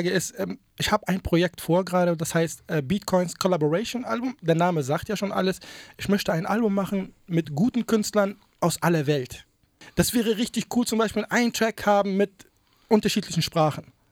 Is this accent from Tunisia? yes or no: yes; Tunisia; Ich meine, ich bin ursprünglich aus Tunesien, wir sind Nachbarn.